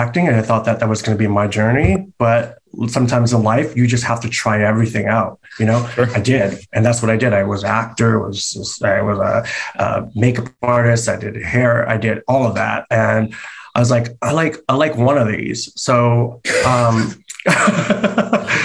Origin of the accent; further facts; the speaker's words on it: San Francisco, California, United States; moved away as an adult; now in Los Angeles, United States; growing up in San Francisco, you know, it was very open to art and to culture